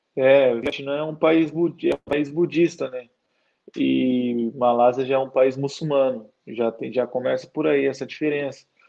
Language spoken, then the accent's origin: Portuguese; São Paulo, Brazil; moved away as an adult; also born or lived in Santa Catarina; now in Kuala Lumpur, Malaysia; eu nasci em São Paulo